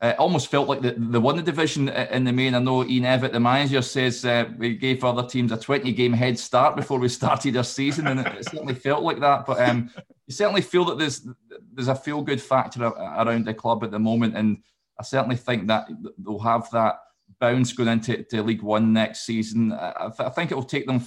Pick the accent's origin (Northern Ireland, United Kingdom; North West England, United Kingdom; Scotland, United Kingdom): Scotland, United Kingdom; I'm obviously from Scotland